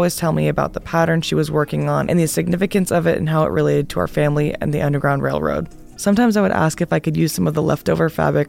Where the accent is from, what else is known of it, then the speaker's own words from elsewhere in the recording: Washington, District of Columbia, United States; Get Home Safe is about my childhood growing up in Washington, D.C. in the 80s and 90s.